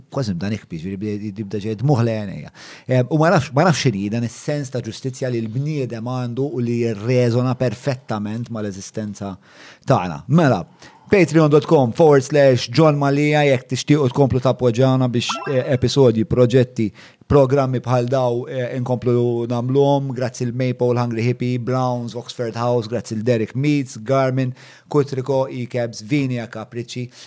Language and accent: Maltese; Malta; l-identità tagħna bħala Maltin